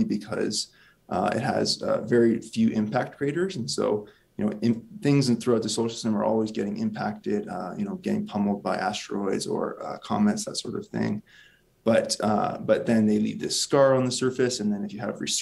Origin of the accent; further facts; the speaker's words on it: Windsor, Ontario, Canada; I grew up in Windsor, Ontario, just a small town, actually, just outside of Windsor.